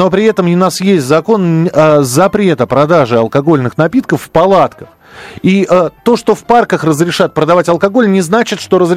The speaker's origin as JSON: {"language": "Russian", "region": "Moscow", "country": "Russia", "tie": "born or raised there", "said": "Вы знаете, я вырос в Бескудниково. Там не нужно дружинником быть. там район пил и пьет э, всегда."}